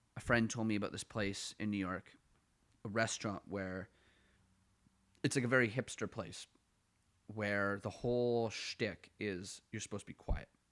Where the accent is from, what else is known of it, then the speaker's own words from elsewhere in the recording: Ottawa, Ontario, Canada; accent: Ottawa Valley; moved away as an adult; now in Toronto, Canada; I'm from west of, like, the core of Ottawa